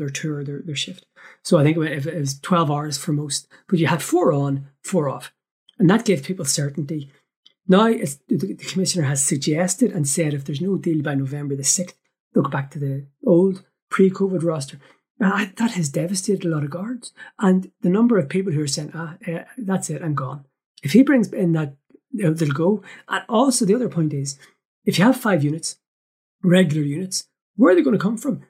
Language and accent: English; Northern Ireland, United Kingdom; as a Northerner